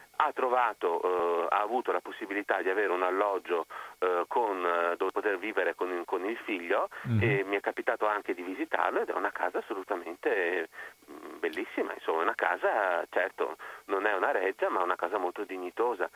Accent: Venice, Veneto, Italy; accent: Venetian; sono veneziano

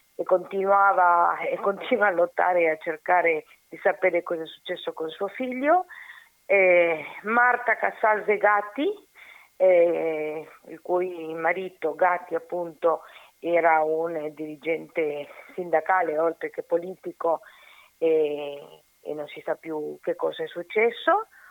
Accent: Uruguay

